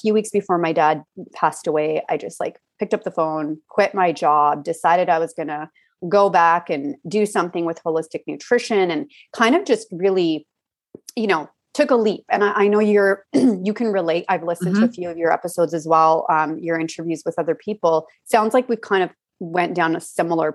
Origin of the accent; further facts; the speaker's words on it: Alberta, Canada; I grew up in Alberta